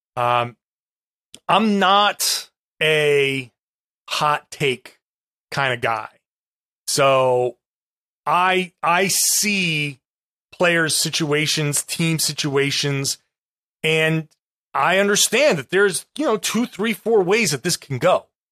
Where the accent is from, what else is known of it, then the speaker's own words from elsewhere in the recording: Rhode Island, United States; I grew up in Rhode Island.